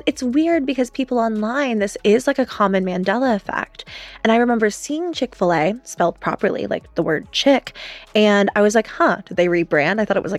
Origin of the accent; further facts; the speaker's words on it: Georgia, United States; I grew up in the South. I grew up in Georgia. I looked at Chick-fil-A's on like an hourly freaking basis. I lived on a farm in rural Georgia that supplied 70% of the chicken for Chick-fil-A's all throughout Georgia.